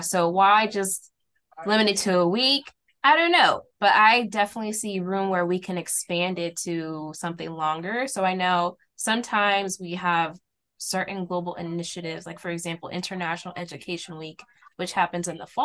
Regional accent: St. Louis, Missouri, United States; born and raised in St. Louis from a Haitian family background

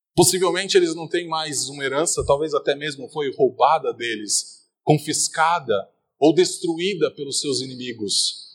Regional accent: Brazil; Nós somos brasileiros

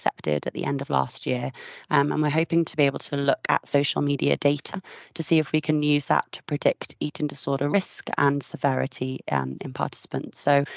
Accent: United Kingdom; now in Australia; I'm visiting from Australia at the moment and it's been 3 years since I've been home

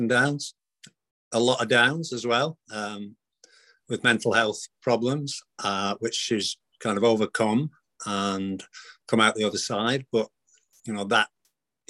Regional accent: Heywood, North West England, United Kingdom; I'd always wanted to come home because I'm from Heywood.

